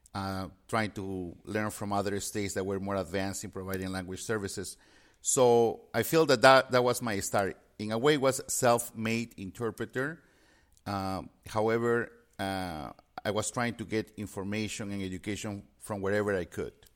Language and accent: English; Peru; moved away; I had a strong foundation in Spanish since I was born and raised in Peru.